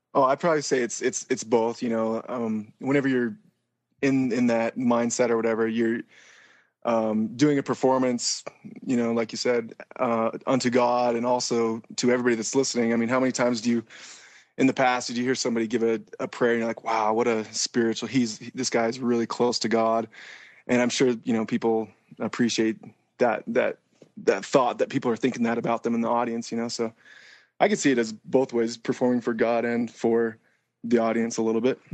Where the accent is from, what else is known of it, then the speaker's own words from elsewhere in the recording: Utah, United States; I'm from Utah County also